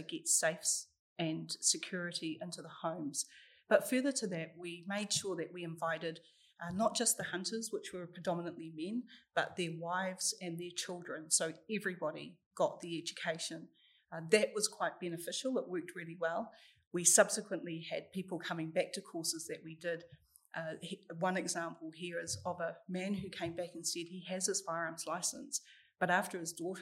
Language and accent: English; Wellington, New Zealand; also born or lived in Rotorua; So I was born down here in Wellington and I moved up to Rotorua when I was 14.